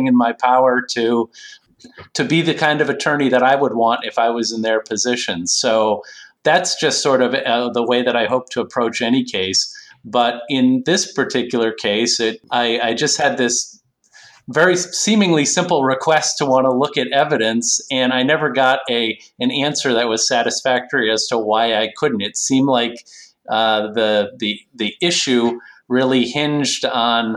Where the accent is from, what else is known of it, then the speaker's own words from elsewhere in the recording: Northampton, Massachusetts, United States; So I grew up in Western Massachusetts, where I continue to live. I'm actually fifth generation Northampton, Massachusetts.